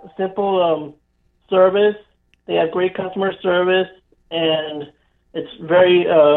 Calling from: Florida, United States; I'm calling from Florida.

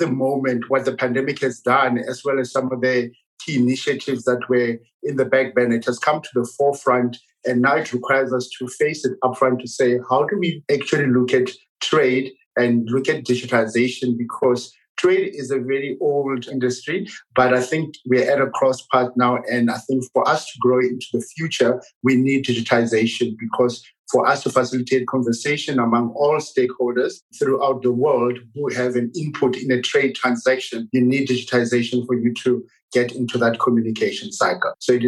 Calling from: South Africa; so I'm coming in from South Africa. Unfortunately for us, it's very cold.

